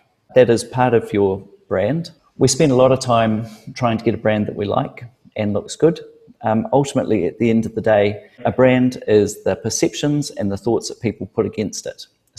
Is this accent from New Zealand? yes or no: yes; New Zealand; I've gone into business and I'm a Kiwi and in New Zealand, we can be casual and casual is okay.